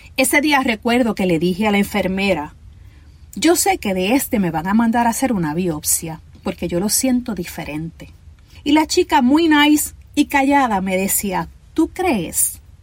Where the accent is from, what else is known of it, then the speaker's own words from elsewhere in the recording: Ponce, Puerto Rico; yo soy boricua